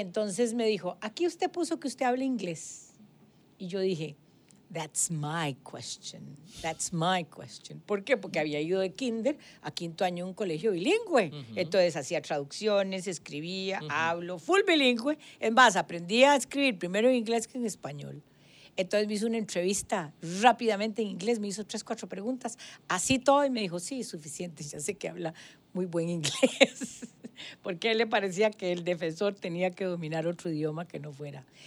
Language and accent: Spanish; Guadalupe, San José, Costa Rica; yo me crié en Guadalupe toda mi vida